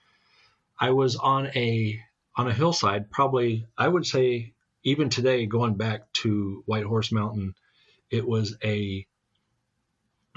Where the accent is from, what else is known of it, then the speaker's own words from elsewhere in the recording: Montana, United States; also born or lived in Baltimore, Maryland / West Virginia; I'm born in Baltimore, raised in West Virginia. Before I got into school, I think I had up to first, second, and third grade in West Virginia, and then the rest of it was all Montana. Everything Montana.